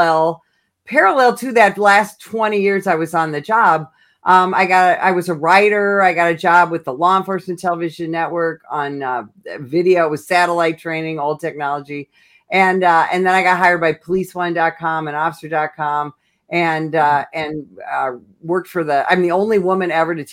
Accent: Illinois, United States; I'm born and raised in Illinois

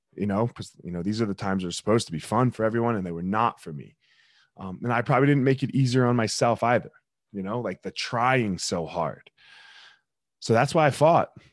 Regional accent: Franklinville, New Jersey, United States; I grew up in South Jersey. I grew up in uh, Franklinville.

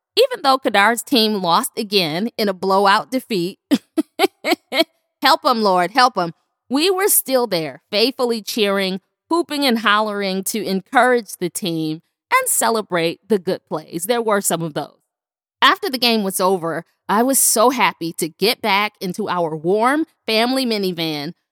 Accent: Buffalo, New York, United States; my hometown, Buffalo, New York

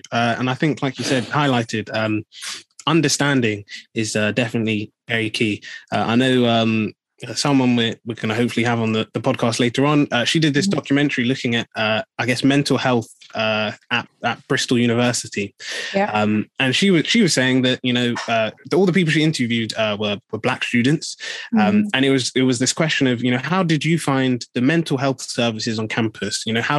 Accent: Nigeria; So how can, you know, I be saying that, you know, as a Nigerian, this is what I'm going through.

